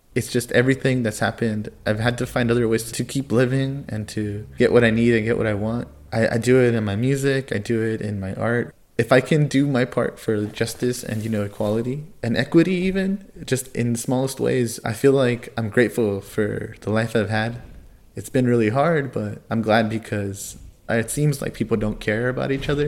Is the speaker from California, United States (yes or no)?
yes; California, United States; I grew up in California